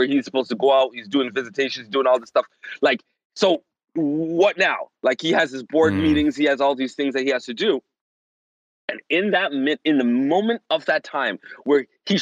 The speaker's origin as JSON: {"language": "English", "town": "Toronto", "region": "Ontario", "country": "Canada", "tie": "born or raised there", "moved": "as an adult", "lives_now": "Florida, United States", "said": "I was born in Toronto, and I was not born in the ghetto part of Toronto. I was born in the suburbs"}